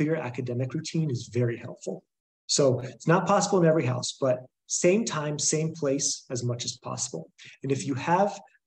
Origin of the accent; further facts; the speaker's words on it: Boulder, Colorado, United States; moved away as an adult; also born or lived in Ohio; I'm from Boulder, Colorado